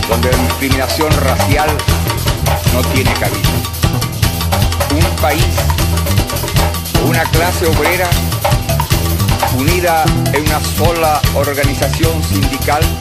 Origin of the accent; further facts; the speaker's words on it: Chile; Vengo de Chile, un país pequeño, pero donde hoy cualquier ciudadano es libre de expresarse como mejor prefiera.